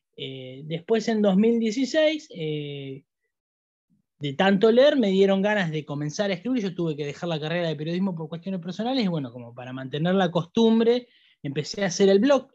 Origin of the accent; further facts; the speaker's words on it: Argentina; los argentinos